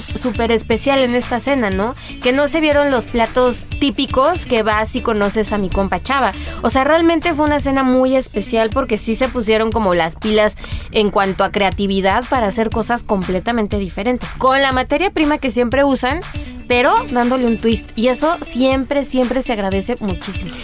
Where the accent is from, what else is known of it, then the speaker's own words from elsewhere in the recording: Mexico; somos los mexicanos